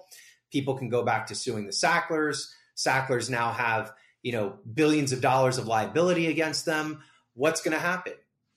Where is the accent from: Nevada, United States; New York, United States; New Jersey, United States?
Nevada, United States; Las Vegas; there's a lot of work to be done here in my hometown, Las Vegas.